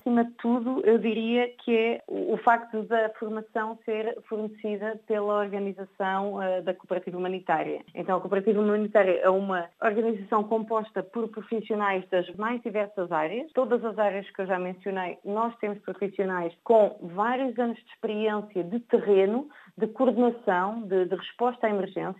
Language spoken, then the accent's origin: Portuguese; Portugal; sou portuguesa